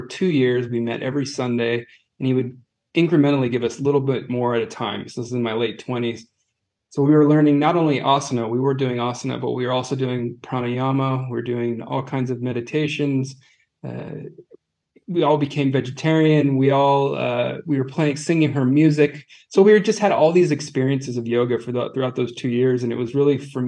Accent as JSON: {"language": "English", "region": "California", "country": "United States", "also_born_or_lived": "Manhattan Beach, California", "moved": "as an adult", "lives_now": "Zurich, Switzerland", "said": "We're both from California"}